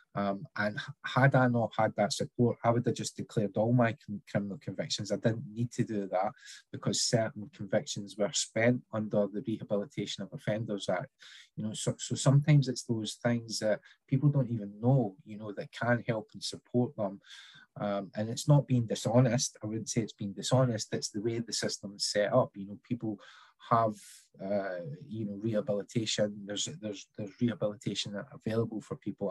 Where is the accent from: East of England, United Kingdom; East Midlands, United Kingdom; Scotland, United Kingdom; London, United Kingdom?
Scotland, United Kingdom; growing up in Scotland